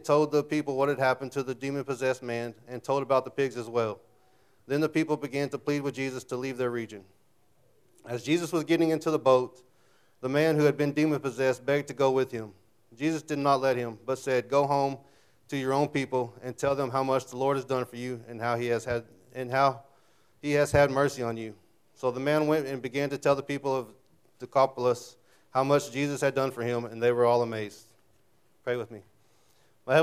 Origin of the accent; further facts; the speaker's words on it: Childress, Texas, United States; also born or lived in Knox County, Texas / Benjamin, Texas / Paducah, Texas / Munday, Texas; I was born in Knox County a little over 21 years ago.